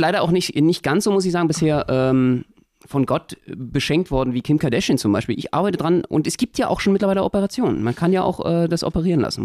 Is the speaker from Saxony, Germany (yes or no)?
no; Berlin, Germany; als Berliner